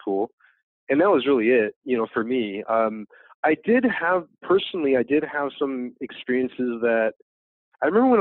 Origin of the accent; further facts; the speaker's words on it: Los Angeles, California, United States; My parents are from Vietnam. I was born here in America. So I grew up here in America